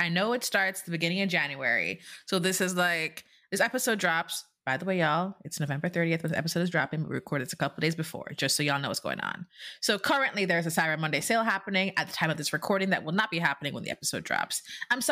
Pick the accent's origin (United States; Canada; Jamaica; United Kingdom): Jamaica; being born and raised in Jamaica